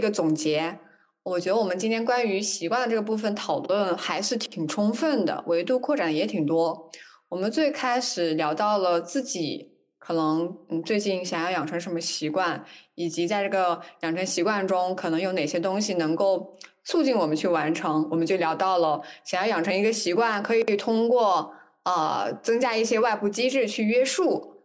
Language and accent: Chinese; China; 我们中国人